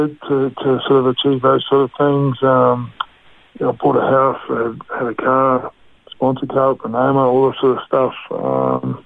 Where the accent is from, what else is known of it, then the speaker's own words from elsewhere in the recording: Australia; also born or lived in Mosgiel, New Zealand / Cromwell, New Zealand; And then we made the big move over to Australia as a family.